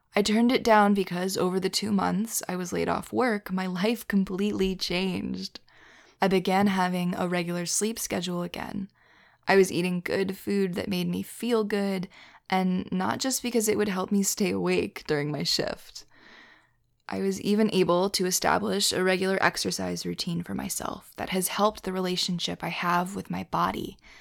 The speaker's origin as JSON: {"language": "English", "town": "Philadelphia", "region": "Pennsylvania", "country": "United States", "said": "as a Philadelphian, as someone who's, you know, from there"}